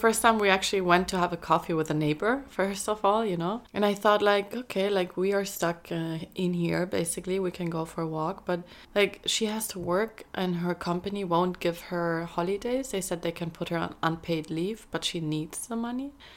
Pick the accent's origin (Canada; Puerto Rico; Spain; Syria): Spain; moved away; I grew up in Spain, so I speak Spanish.